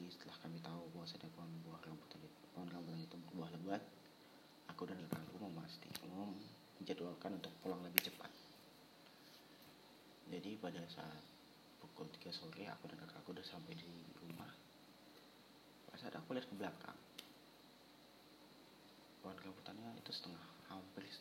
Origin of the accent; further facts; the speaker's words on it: Aceh, Indonesia; moved away as an adult; now in Yogyakarta, Indonesia; Aku lahir dan besar di Aceh sih Lalu pada tahun 2018 aku merantau ke Jogja Untuk menimba ilmu